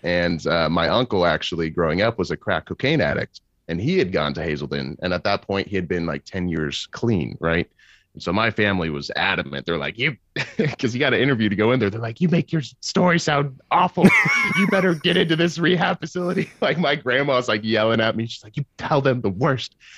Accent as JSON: {"language": "English", "region": "Kansas", "country": "United States", "tie": "born or raised there", "said": "I'm from Kansas City, uh, Kansas City, Kansas"}